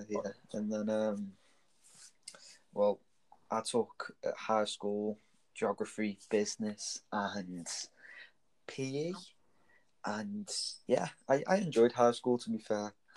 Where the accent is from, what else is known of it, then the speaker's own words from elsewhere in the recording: Stoke-on-Trent, West Midlands, United Kingdom; I grew up in Bradwell, which is in England, Stanton. Stoke